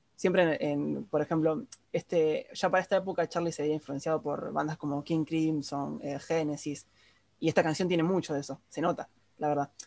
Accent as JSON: {"language": "Spanish", "country": "Argentina", "said": "todos los argentinos que no somos porteños"}